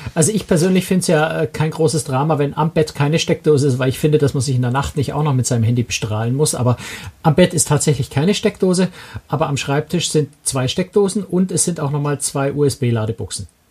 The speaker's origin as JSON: {"language": "German", "region": "Bavaria", "country": "Germany", "said": "erlaube ich mir jetzt mal als Bayer"}